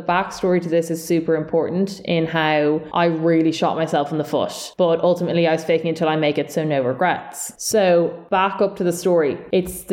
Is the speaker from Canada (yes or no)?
no; Dublin, Leinster, Ireland; accent: South Dublin